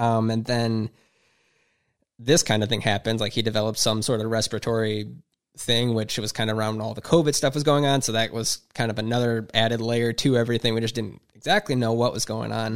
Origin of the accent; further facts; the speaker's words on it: Huron, Ohio, United States; I grew up in Huron, went to school there